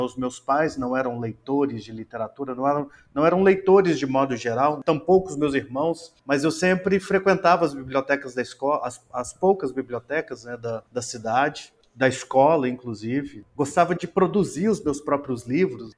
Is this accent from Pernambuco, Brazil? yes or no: no; Tabuleiro, Minas Gerais, Brazil; moved away as an adult; now in Altamira, Brazil; Eu venho do interior de Minas Gerais, de uma cidade chamada Tabuleiro